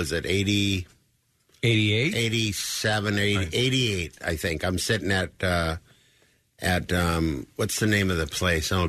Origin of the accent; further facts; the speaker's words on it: Minnesota, United States; moved away; I'm from Minnesota